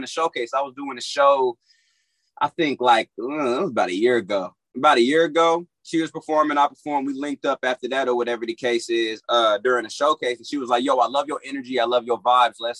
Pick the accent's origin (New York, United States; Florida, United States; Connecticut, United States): Florida, United States; now in Los Angeles, United States; I was born out here in Los Angeles, and then I was raised in Florida, and then came back out here to Los Angeles